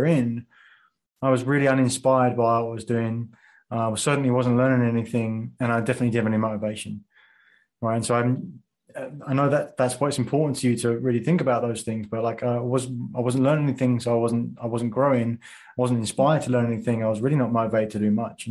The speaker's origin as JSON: {"language": "English", "region": "England", "country": "United Kingdom", "tie": "born or raised there", "moved": "as an adult", "said": "when I grew up in England and working in financial services"}